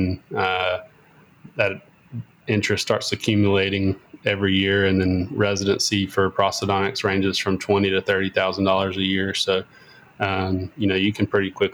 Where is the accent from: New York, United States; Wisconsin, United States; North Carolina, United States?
North Carolina, United States; Whitsett; moved away as an adult; also born or lived in Louisville, Kentucky / Raleigh, North Carolina; now in Winston-Salem, United States; I'm from Whitsitt, North Carolina, which is a small farm town, about 45 minutes west or east of where I'm at now in Winston-Salem